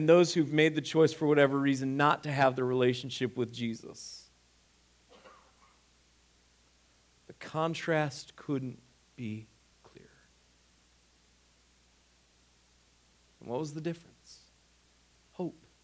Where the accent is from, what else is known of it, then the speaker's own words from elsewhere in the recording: Ohio, United States; moved away; Where I grew up in Ohio, we didn't have as much wind